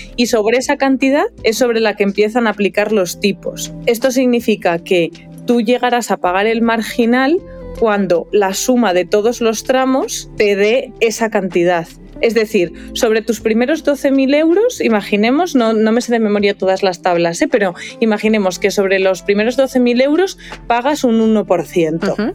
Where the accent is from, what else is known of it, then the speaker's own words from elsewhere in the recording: León, Castile and León, Spain; moved away as an adult; now in Madrid, Spain; yo soy de León, por ejemplo, pues yo tenía mi domicilio en León y cuando empecé a trabajar, que yo empecé a trabajar en Madrid